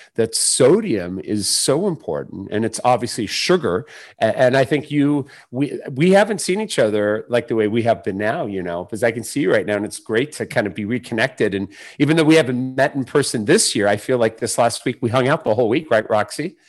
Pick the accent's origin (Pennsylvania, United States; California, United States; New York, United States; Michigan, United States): California, United States; San Diego; who, uh, is in San Diego, so she's in my hometown